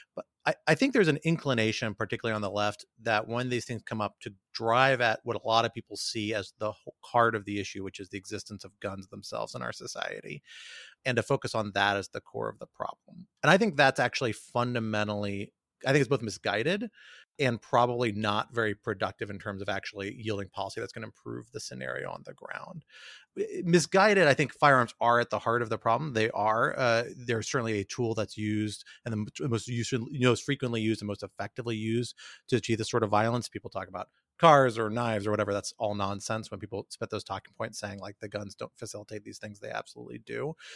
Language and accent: English; Washington, District of Columbia, United States; also born or lived in New York; a native Washingtonian who loves my hometown